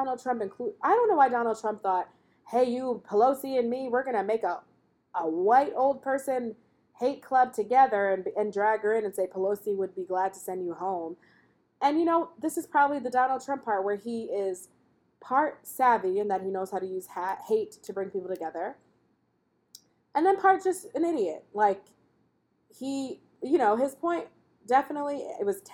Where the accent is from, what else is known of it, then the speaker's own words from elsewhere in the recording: United States; I'm African-American and she's African-American